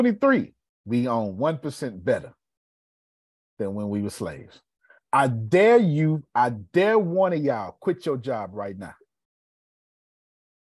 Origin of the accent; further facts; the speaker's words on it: Texas, United States; we're Texan